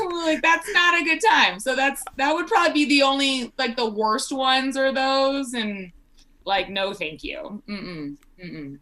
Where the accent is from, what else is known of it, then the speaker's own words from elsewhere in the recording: South Texas, United States; now in Colorado, United States; originally born and raised in Texas. We in South Texas